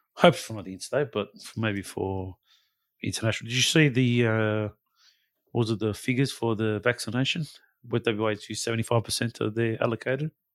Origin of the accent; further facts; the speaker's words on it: Western Australia, Australia; as a West Australian, as an Australian citizen